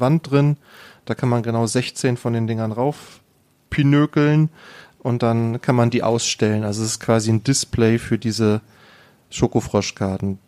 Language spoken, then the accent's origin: German; Germany; bei uns in Deutschland